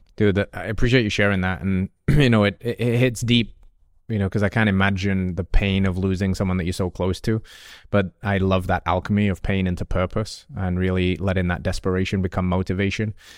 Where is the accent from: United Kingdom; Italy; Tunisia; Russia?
United Kingdom; England; moved away; I grew up in England where coffee culture is, is only just coming